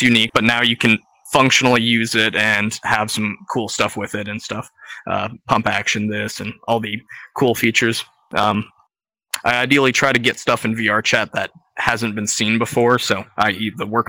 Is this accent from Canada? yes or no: yes; Canada; I'm Canadian